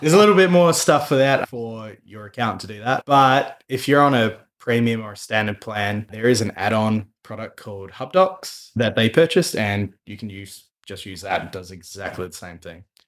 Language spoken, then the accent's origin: English; New Zealand; now in Australia; being a Kiwi